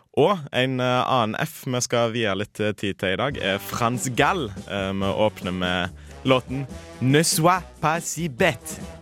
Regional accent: Haugesund, Rogaland, Norway; Jeg kommer fra Haugesund

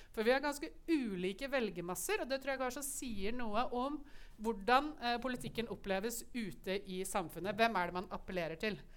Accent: Lillehammer, Innlandet, Norway; Jeg kommer fra Lillehammer

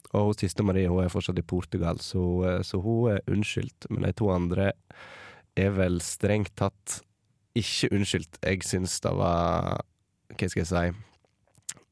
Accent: Sogndal, Vestland, Norway; also born or lived in Lærdal; jeg kommer fra Sogndal

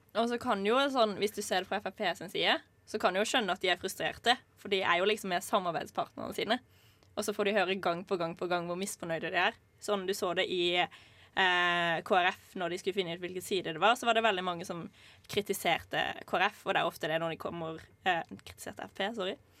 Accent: Norway; her i Norge, faktisk i hjembyen min

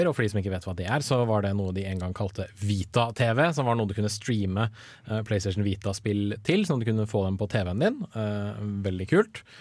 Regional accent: Sandvika, Akershus, Norway; now in Trondheim, Norway; har jeg jobbet en del i sommer i en lokal matvarebutikk der jeg er fra, i Sandvika.

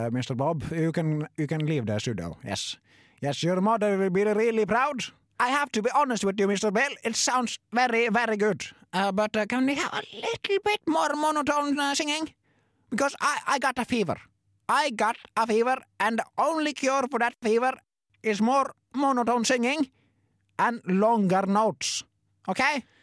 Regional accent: Ålesund, Møre og Romsdal, Norway; Jeg kommer fra Ålesund og har jobba som produsent nå i 40 år.

